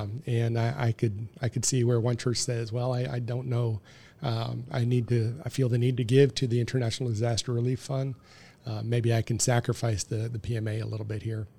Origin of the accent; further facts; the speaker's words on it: Detroit, Michigan, United States; I was born in sixty-three. um, in the Detroit area. They moved to the Detroit area